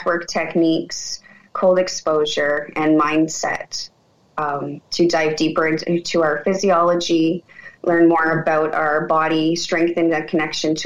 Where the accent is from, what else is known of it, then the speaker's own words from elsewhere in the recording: Canada; I'm from Canada